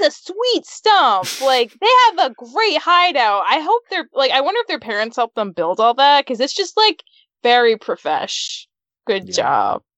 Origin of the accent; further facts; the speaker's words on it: Utah, United States; I grew up in Utah